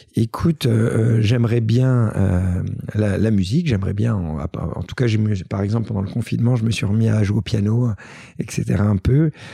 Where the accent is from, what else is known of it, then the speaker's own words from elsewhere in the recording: Paris, Île-de-France, France; je suis en tant que Parisien